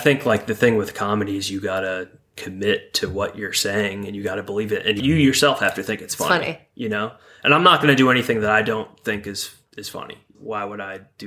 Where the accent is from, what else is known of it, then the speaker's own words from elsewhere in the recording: Binghamton, New York, United States; Upstate New York, Binghamton area.